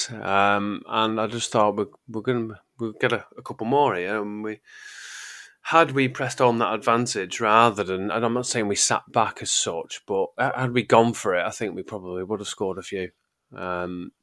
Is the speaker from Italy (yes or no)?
no; England, United Kingdom; I'm English